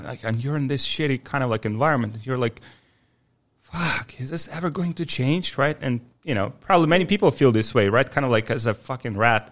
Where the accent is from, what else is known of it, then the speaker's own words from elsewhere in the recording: Ukraine; also born or lived in Poland; now in Miami, United States; I'm from Ukraine originally, uh, born in nineteen ninety